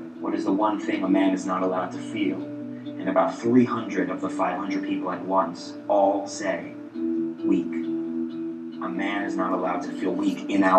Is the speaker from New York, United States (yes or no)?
yes; New York City, New York, United States; I grew up in New York, I grew up in Queens